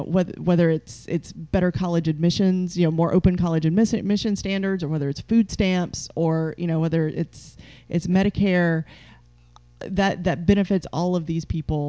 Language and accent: English; Appalachia, United States; moved away; I'm from Appalachia. Mm-hmm. I'm from the mountains.